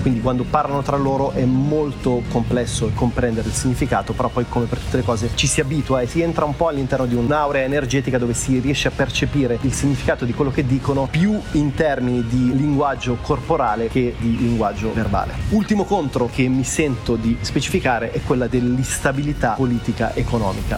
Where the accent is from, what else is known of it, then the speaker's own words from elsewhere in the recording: Milan, Lombardy, Italy; moved away; Io vengo da Milano